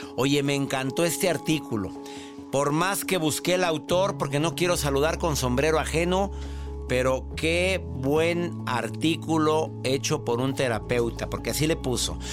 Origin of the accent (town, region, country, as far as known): Mexico; now in United States